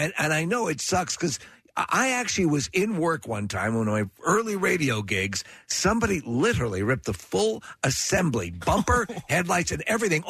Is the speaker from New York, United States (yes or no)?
yes; Buffalo, New York, United States; Born and raised in New York and Buffalo.